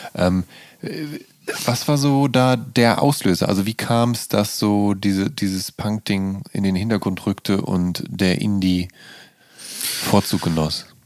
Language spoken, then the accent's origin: German; Dinslaken, North Rhine-Westphalia, Germany; ansässig in meiner Geburtsstadt Dienstlagen